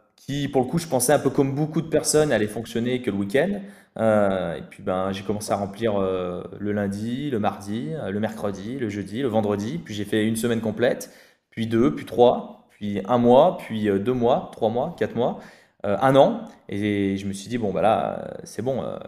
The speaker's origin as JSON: {"language": "French", "town": "Saint-Étienne", "region": "Auvergne-Rhône-Alpes", "country": "France", "said": "on vient de la région de Saint-Étienne avec Anthony"}